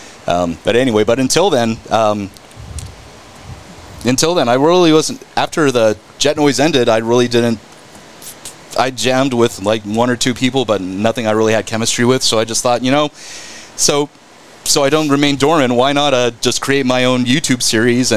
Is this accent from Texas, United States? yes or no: yes; North Richland Hills, Texas, United States; also born or lived in Burleson / Euless; I grew up in North Richland Hills